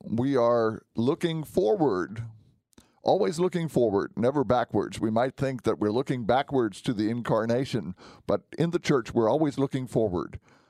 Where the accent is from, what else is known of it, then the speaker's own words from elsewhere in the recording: Germany; When I was growing up, I grew up in Germany for part of my youth.